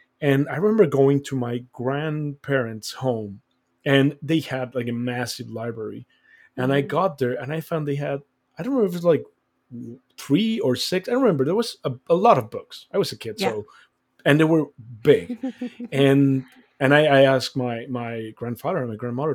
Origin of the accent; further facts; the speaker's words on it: Mexico; moved away; I was born and raised in Mexico.